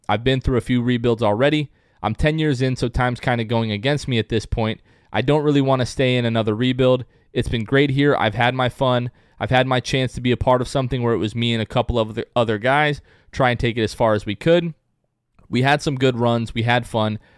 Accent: Port Richey, Florida, United States; Port Richey, Florida, where I grew up

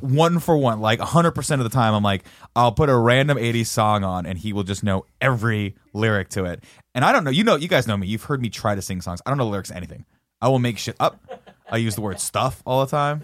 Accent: Riverside, California, United States; when I was growing up in Riverside

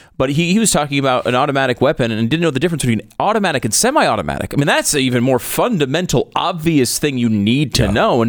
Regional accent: Northeast, United States; I grew up in the Northeast. We were not around guns. My dad was in the military, but we were not around guns at all.

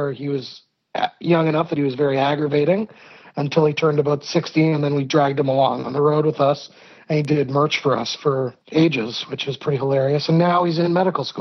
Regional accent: Hamilton, Ontario, Canada; I was born in Hamilton, Ontario, which is this kind of steel city town

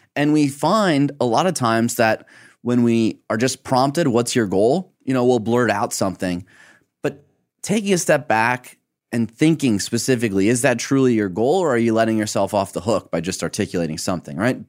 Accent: Michigan, United States; growing up in Michigan

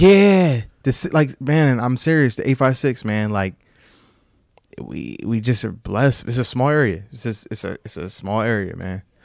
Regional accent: Sicklerville, New Jersey, United States; Jordan Burroughs, from my hometown, lived in the P section, uh, Primrose Gate.

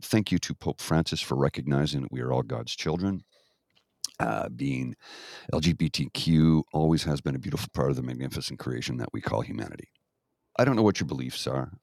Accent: Canada; I grew up in Canada

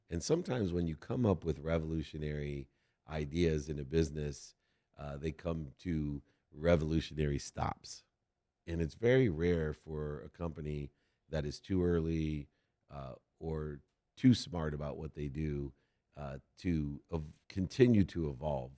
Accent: San Diego, California, United States; I was from San Diego

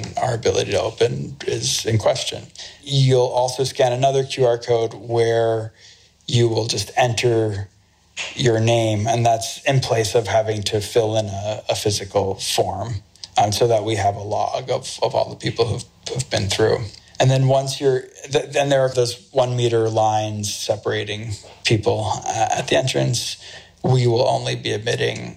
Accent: United States; moved away as an adult; now in Beijing, China; I'm an American

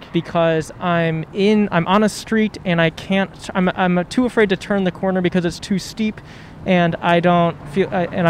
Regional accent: Ohio, United States; now in Los Angeles, United States; I'm from Ohio.

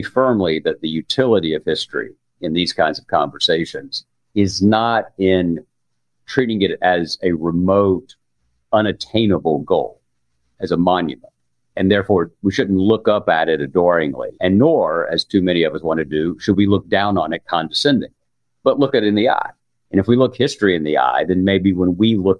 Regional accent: the American South, United States; I'm a Southerner

